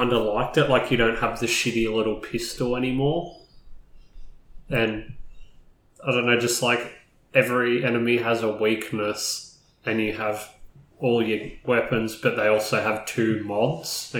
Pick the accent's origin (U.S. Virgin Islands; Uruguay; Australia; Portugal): Australia; I'm Australian.